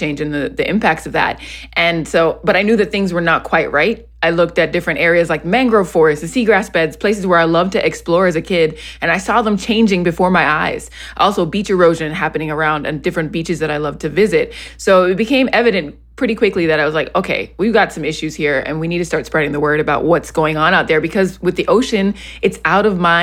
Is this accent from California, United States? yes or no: no; Miami, Florida, United States; I grew up in Miami